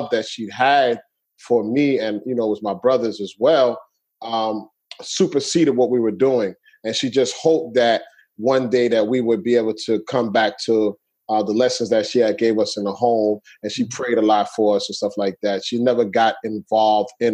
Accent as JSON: {"language": "English", "town": "New York City", "region": "New York", "country": "United States", "tie": "born or raised there", "said": "I grew up in Brooklyn, New York. I'm from Brooklyn, New York"}